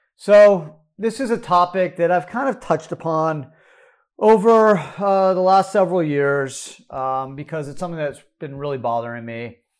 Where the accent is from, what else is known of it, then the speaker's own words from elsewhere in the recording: United States; as an American